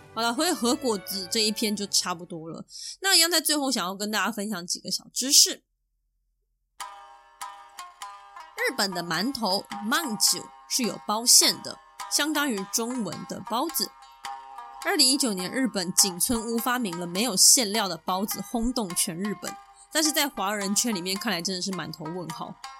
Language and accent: Chinese; Taiwan; 我身为台湾人